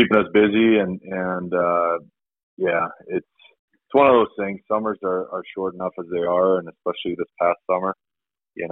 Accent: Sweden; also born or lived in Toronto, Canada; now in Colorado, United States; me growing up in Sweden and previously played junior hockey in Toronto

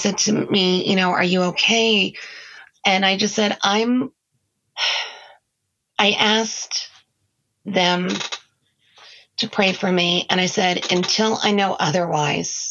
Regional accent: United States; as an American

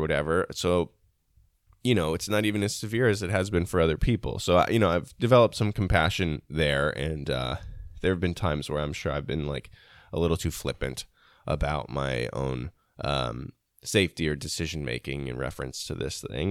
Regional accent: United States; as an American

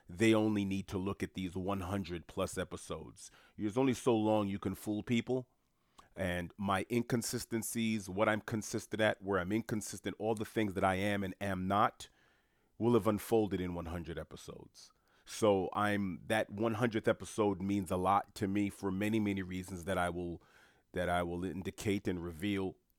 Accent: New York City, New York, United States; I was born and raised in Jamaica, Queens, New York specifically

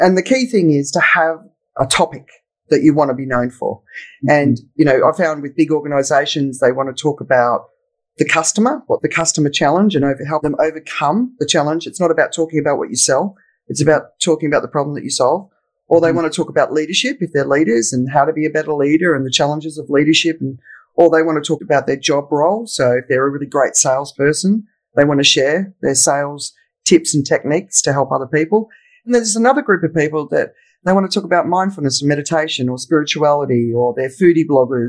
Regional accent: Australia; moved away as an adult; now in Phuket, Thailand; So I'm Australian. I'm living in Phuket in Thailand. And I left Australia in 1995.

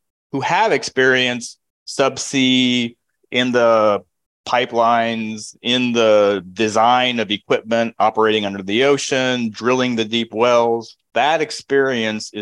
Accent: Kansas, United States; moved away as an adult; now in Houston, United States; I'm from the Midwest, and in Kansas

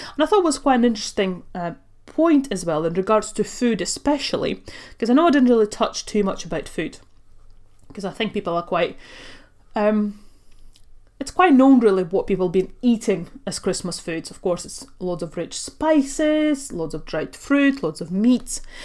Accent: Latvia; now in United Kingdom; I was born and raised in Latvia. I come from a Russian family.

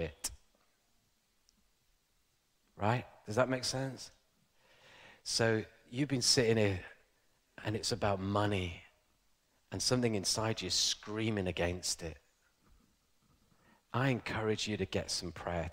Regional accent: Ilkley, Yorkshire and the Humber, United Kingdom; I grew up in a very posh place called Yorkshire. There is actually a posh town called Ilkley, and I'm from Ilkley.

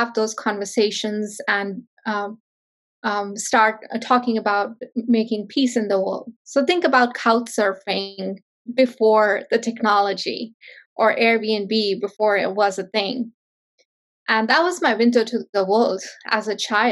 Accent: northern India, India; moved away; So I grew up in India, in a small town in northern India.

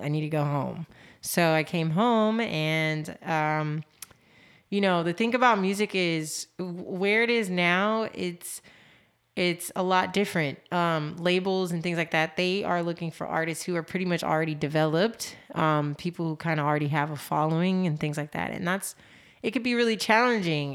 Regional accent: Los Angeles, California, United States; I am born and raised in Los Angeles, California.

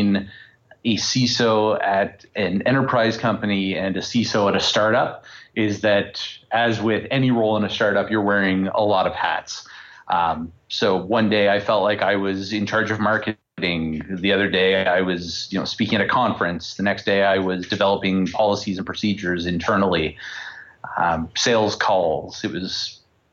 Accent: Canada; I'm Canadian and everyone has to work at Nortel at least once. And like every Canadian

